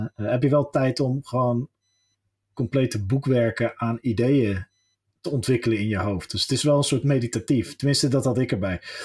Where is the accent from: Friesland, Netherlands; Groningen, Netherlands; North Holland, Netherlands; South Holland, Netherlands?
South Holland, Netherlands; Westland; ik ben een Westlander